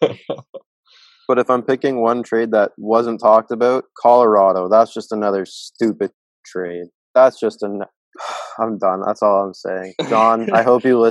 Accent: Canada; I'm from Canada

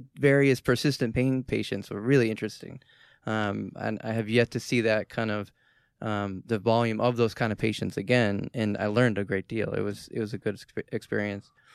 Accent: Boston, Massachusetts, United States; I'm from Boston

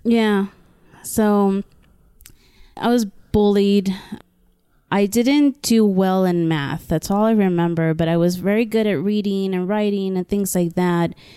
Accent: Brownsville, Texas, United States; I am from a border town named Brownsville, Texas

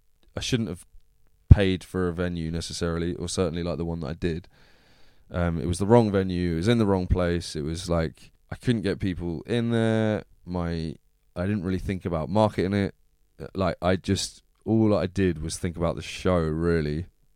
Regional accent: Plymouth, South West England, United Kingdom; Like I said, I'm from Plymouth, isn't it?

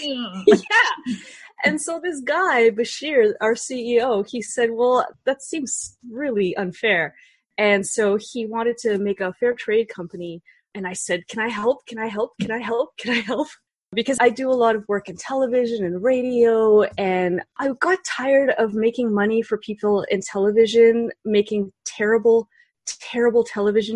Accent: Belarus; now in Canada; I'm from Belarus. And now we're both in Canada.

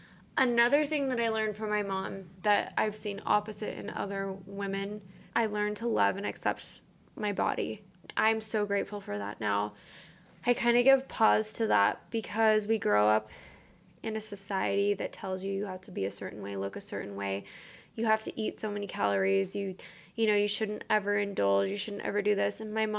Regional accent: Utah, United States; So growing up in Utah in like the 80s and 90s, a lot of women didn't have to work.

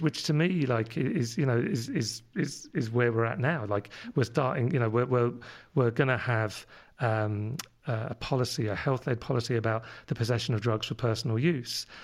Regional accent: London, United Kingdom; accent: London; moved away; my London accent comes from living over in London when I was, where I was born.

